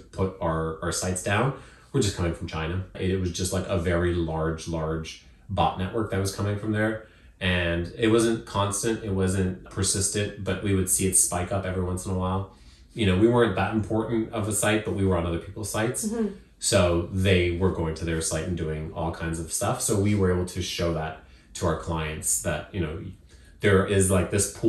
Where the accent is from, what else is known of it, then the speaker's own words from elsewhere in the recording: Zimbabwe; moved away; where I was born in Zimbabwe is not as expensive